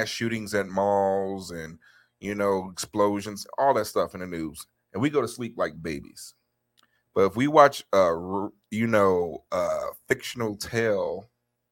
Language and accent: English; Chicago, Illinois, United States; I'm from Chicago